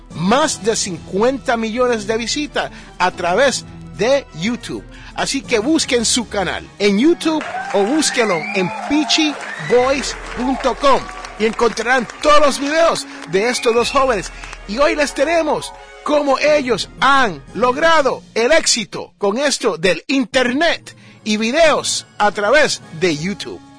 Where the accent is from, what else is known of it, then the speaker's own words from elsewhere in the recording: Puerto Rico; yo soy boricua